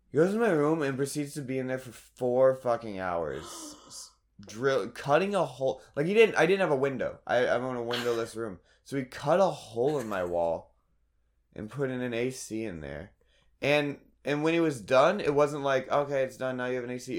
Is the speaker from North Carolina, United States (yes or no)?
yes; Raleigh, North Carolina, United States; moved away; I'm from Raleigh